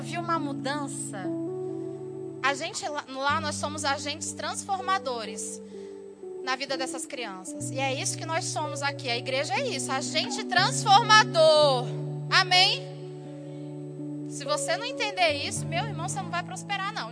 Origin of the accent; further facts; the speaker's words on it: Brazil; moved away; Eu sou brasileira